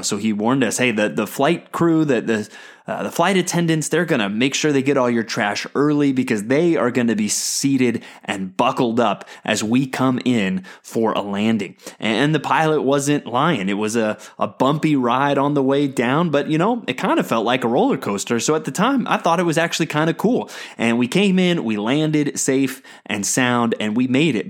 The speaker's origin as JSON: {"language": "English", "country": "United States", "said": "as American Christians"}